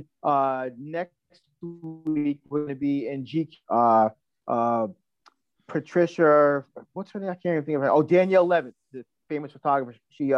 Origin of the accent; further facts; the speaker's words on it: Long Island, New York, United States; also born or lived in Manhattan, New York; now in Rockaway Beach, Queens, United States; I grew up in Long Island, you know, my parents spoiled the crap out of us. So we were swimming in 1977, I was 5 years old.